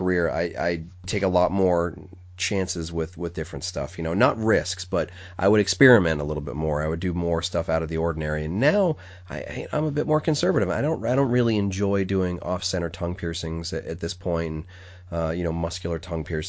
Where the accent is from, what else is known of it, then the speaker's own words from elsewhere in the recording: New England, United States; I pronounce it funny because I'm from New England and I pronounce it like it's spelled R-U-M